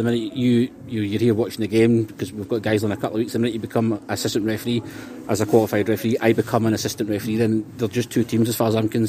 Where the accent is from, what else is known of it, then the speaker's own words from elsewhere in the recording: Glasgow, Scotland, United Kingdom; moved away as an adult; now in Southport, United Kingdom; Obviously, my accent, I'm from Glasgow